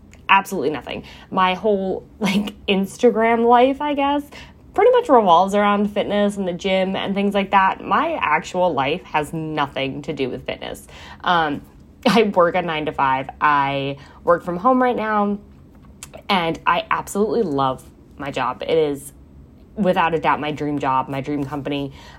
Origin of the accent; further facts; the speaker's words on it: New York, United States; also born or lived in Florida; now in South Jersey, United States; I am in South Jersey. I am not from here. I am not from the armpit. I am from New York. I've lived in Florida. I've lived in downstate New York, upstate New York, South Jersey, on and off.